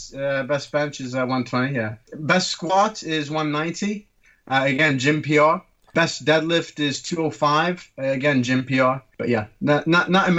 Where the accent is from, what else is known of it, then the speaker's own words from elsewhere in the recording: Turkey; also born or lived in London, United Kingdom; now in Hampshire, United Kingdom; I'm originally from Turkey, but I trained medicine at Guy's Kings and St. Thomas's in London, and now I work in the Wessex region